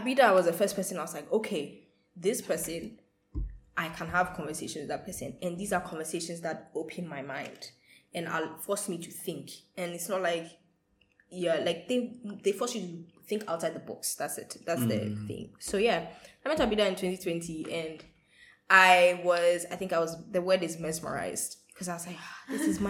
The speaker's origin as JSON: {"language": "English", "town": "Accra", "region": "Greater Accra", "country": "Ghana", "said": "I'm from Ghana. Yes, Accra baby."}